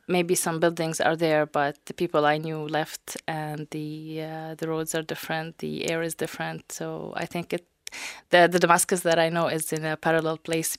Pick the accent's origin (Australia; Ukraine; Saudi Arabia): Saudi Arabia; moved away as an adult; also born or lived in Syria; now in Dublin, Ireland; I was born and raised in Saudi Arabia. I lived there for seventeen years and then moved to Syria to study software engineering.